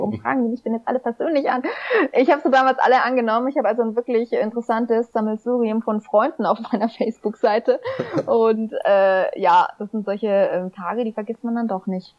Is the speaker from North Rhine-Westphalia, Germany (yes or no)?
no; Schweinfurt, Bavaria, Germany; schon mit 14 für das Schweinfurter Tagblatt, wo ich herkomme